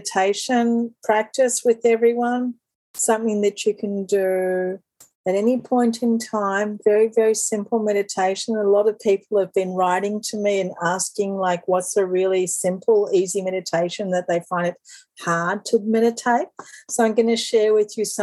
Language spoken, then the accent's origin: English; Australia; I'm Australian